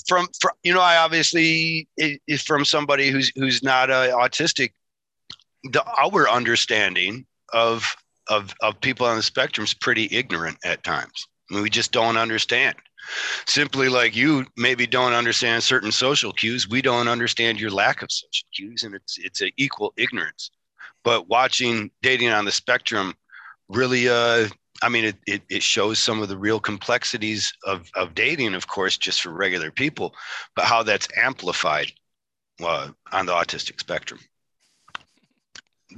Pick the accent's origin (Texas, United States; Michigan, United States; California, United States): Michigan, United States; accent: Michigan; that's my Michigan accent